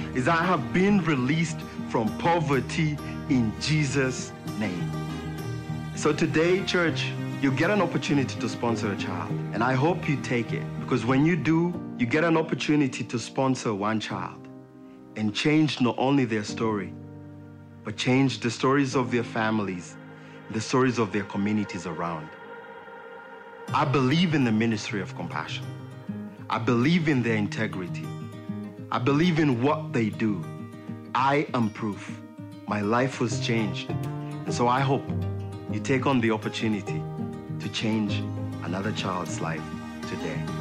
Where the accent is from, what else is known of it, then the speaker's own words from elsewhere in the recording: Kenya; moved away; I was born in Kenya